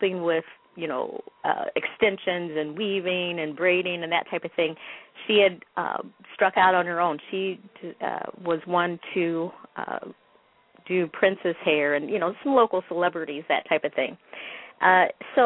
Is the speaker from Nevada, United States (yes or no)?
no; Michigan, United States; also born or lived in Chicago, Illinois; I was born in Chicago, Illinois, and our family moved early in my years to Michigan